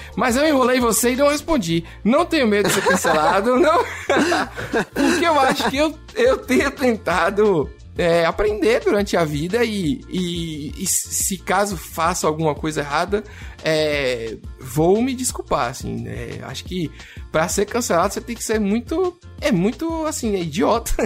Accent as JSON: {"language": "Portuguese", "town": "Salvador", "region": "Bahia", "country": "Brazil", "accent": "baiano", "said": "eu sou de Salvador igual a Kaique, né, Kaique? Estamos aqui hoje cheio de sotaque baiano"}